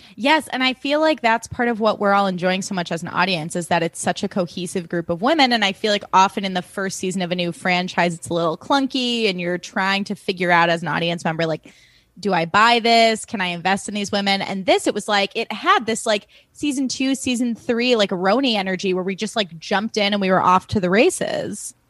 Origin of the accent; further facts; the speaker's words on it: Highland Park, Illinois, United States; growing up in Highland Park, Illinois